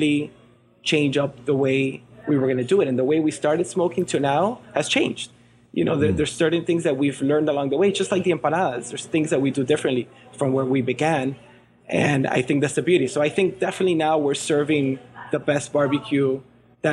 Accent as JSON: {"language": "English", "town": "Miami", "region": "Florida", "country": "United States", "tie": "born or raised there", "also_born_or_lived": "Venezuela", "said": "grew up in Miami"}